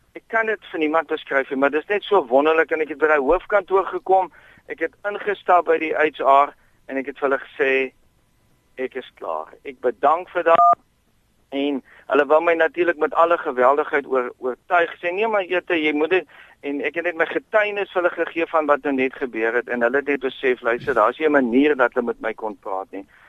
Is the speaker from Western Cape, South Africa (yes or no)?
yes; Bellville, Western Cape, South Africa; also born or lived in Oudtshoorn / Hopefield; ek het grootgeword in Belwel.